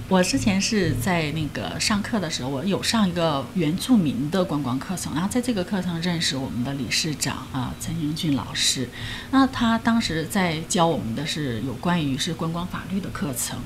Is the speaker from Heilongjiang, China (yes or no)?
yes; Heilongjiang, China; moved away as an adult; now in Taiwan; 我们的那边的哈尔滨的女孩其实是很爱漂亮的，她们都不会穿得那么，呃，多，也不会戴手，手套，也不会说戴着围脖啊、帽子